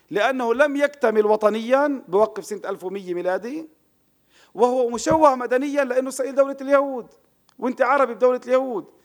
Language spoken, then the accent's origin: Arabic; Palestine; now in Israel; طب أنا عربي فلسطيني بقيت في وطني لم آتي إلى دولة إسرائيل إسرائيل أجت علي